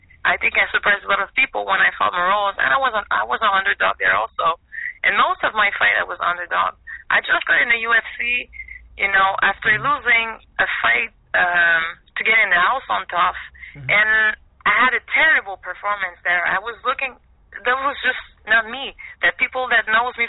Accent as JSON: {"language": "English", "town": "Montreal", "region": "Quebec", "country": "Canada", "moved": "as an adult", "lives_now": "Florida, United States", "said": "I'm from Montreal"}